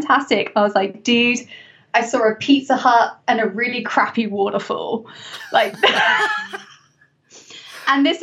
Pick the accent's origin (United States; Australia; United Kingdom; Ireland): United Kingdom; England; my home country, England